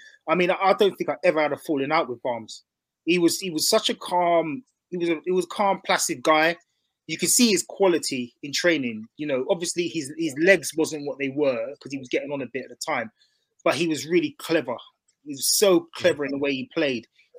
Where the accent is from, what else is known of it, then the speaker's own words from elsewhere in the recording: Southend-on-Sea, East of England, United Kingdom; because I come from Southend where it wasn't too much pressure. Come into Hull, have to get promotion.